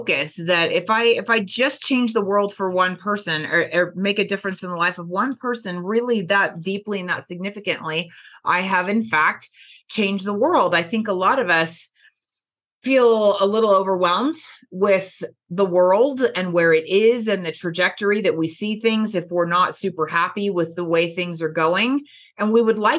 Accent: California Bay Area, United States; The California Bay Area

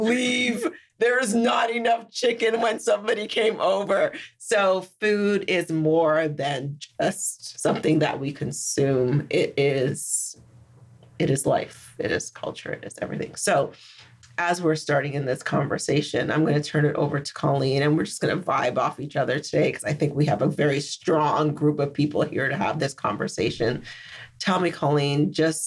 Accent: Grenada; now in Canada; I'm from Grenada, which is a tiny, tiny little island

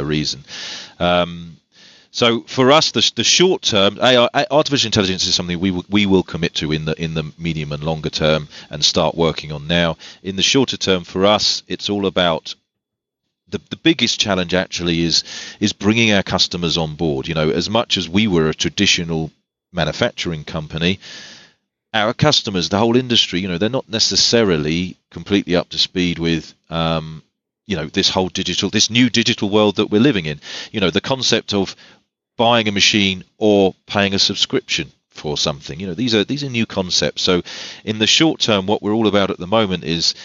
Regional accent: England, United Kingdom; I'm English

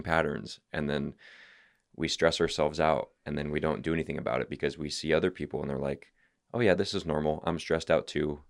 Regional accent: California, United States; I'm from California.

